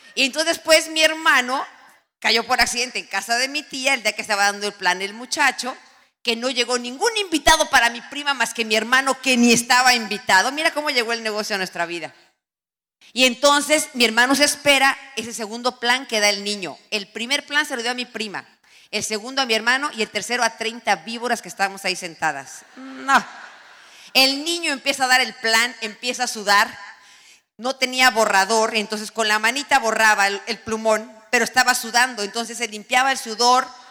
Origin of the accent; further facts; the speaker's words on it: Tenancingo, State of Mexico, Mexico; Eso es mi pueblo, eso es Tenancingo, tiene un Cristo en la montaña